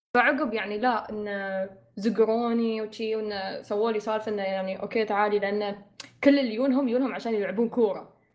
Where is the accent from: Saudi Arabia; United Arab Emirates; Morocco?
United Arab Emirates; نحن عندنا في الإمارات